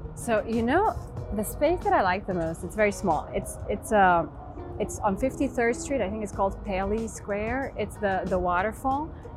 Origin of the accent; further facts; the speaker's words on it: Transylvania, Romania; moved away; I was born in Romania, in Transylvania, in the, in the mountains